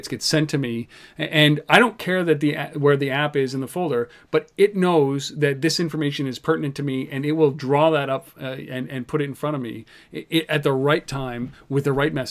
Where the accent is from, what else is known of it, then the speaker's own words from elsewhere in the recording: Canada; I'm Canadian